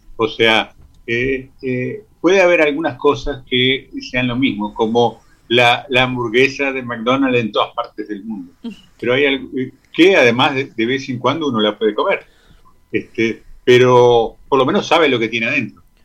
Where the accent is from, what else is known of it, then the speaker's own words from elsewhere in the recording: Uruguay; con lo que había en abundancia en nuestro país